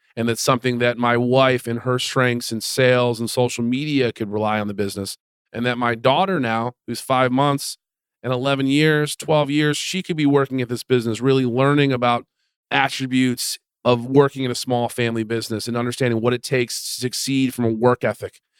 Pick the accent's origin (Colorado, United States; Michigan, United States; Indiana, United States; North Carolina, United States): Michigan, United States; Detroit area; they settled in Detroit area